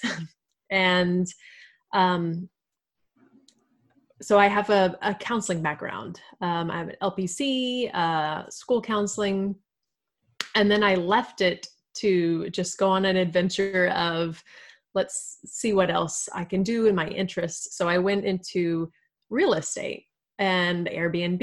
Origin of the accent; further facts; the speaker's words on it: Texas, United States; I am a Texan. I've born and raised. I've always lived here.